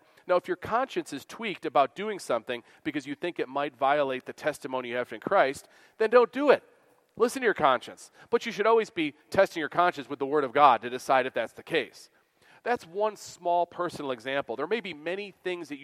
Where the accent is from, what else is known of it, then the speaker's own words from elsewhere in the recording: Western New York, United States; where I grew up in Western New York